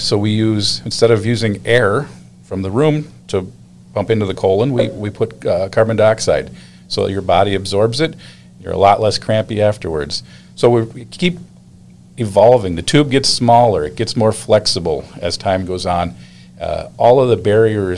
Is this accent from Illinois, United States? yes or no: yes; Illinois, United States; moved away as an adult; also born or lived in Decorah, Iowa; now in Minnesota, United States; I grew up in Illinois